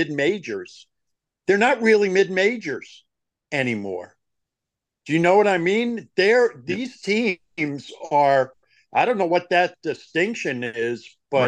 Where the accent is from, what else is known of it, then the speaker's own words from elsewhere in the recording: New York, United States; I grew up in New York